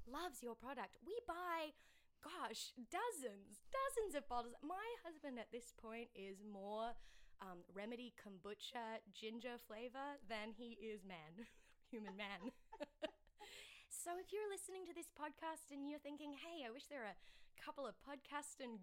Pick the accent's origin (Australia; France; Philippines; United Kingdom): Australia; As an Australian